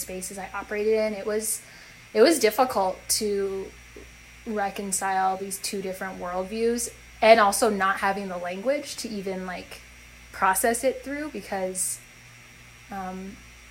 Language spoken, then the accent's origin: English; North Dakota, United States; moved away as an adult; also born or lived in New Hampshire; so I was raised in North Dakota, lived in the same house my whole life